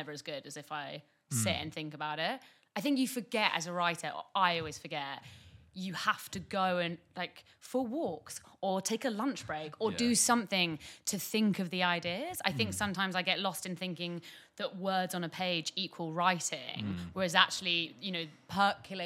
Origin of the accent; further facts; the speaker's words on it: United Kingdom; I'm British over there